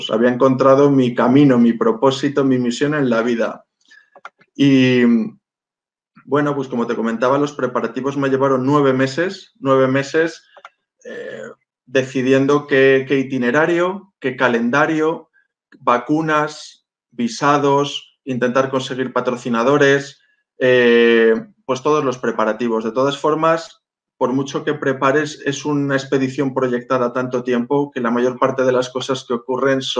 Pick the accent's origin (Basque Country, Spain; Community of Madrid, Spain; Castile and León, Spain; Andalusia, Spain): Andalusia, Spain; Málaga; born there; Nací en Málaga, soy hijo de marino, he vivido eh, a lo largo de mi vida en más de 20 lugares diferentes